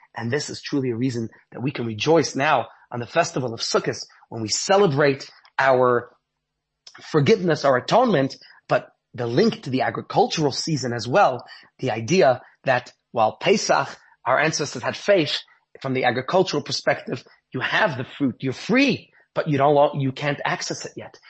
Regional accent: New York City, New York, United States; now in Johannesburg, South Africa; growing up in Brooklyn, New York

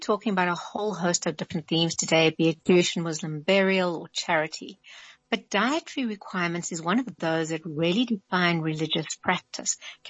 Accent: South Africa; It's one of the reasons I love being South African.

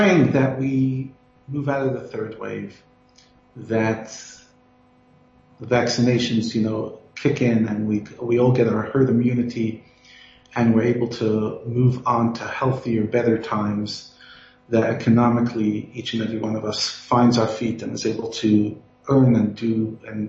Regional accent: New York City, New York, United States; accent: Brooklyn; moved away as an adult; also born or lived in Ohio; now in Johannesburg, South Africa; I grew up in New York

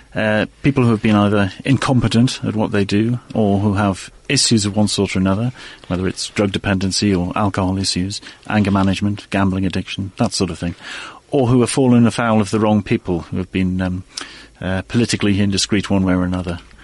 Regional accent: Newcastle upon Tyne, North East England, United Kingdom; moved away as an adult; now in Oxford, United Kingdom; I grew up in the northeast of England, Newcastle upon Tyne.

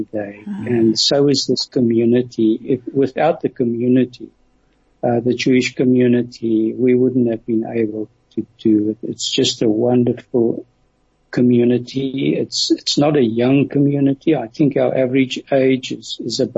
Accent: South Africa; I'm from South Africa

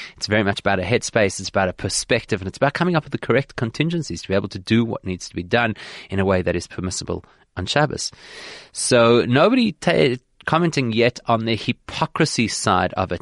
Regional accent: South Africa; as a South African Jewish community

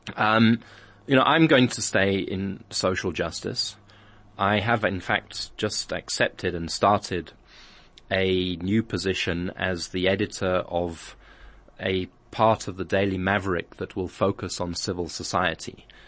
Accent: England, United Kingdom; now in South Africa; I grew up in England, a lot of my life schooled in England.

